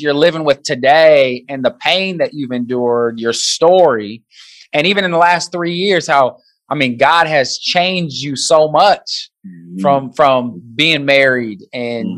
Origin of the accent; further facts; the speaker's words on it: Nebraska, United States; I grew up in Nebraska, was a big Nebraska fan growing up.